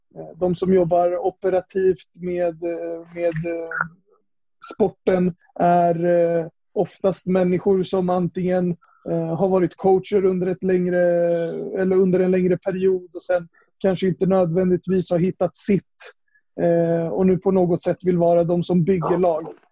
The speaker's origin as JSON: {"language": "Swedish", "town": "Upplands Väsby", "region": "Stockholm County", "country": "Sweden", "tie": "born or raised there", "said": "jag är uppvuxen här i Upplands Väsby"}